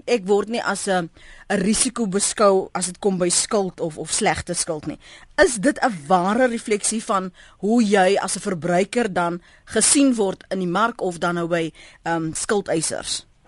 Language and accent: Afrikaans; South Africa; as Suid-Afrikaners